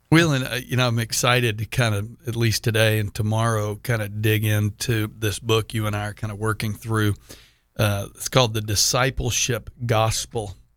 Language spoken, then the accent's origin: English; Houston, Texas, United States; also born or lived in Dallas–Fort Worth; I grew up in Houston